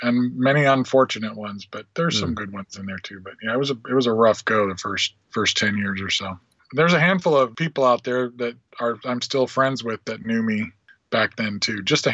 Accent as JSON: {"language": "English", "area": "Springfield and Peoria", "region": "Illinois", "country": "United States", "tie": "born or raised there", "also_born_or_lived": "Davenport, Iowa", "moved": "yes", "lives_now": "Nashville, United States", "said": "I lived there when I was a little kid. I was born in Davenport, Iowa, but I always say I escaped when I was about a week old and lived in Springfield and then Peoria, that area, until I was about 10."}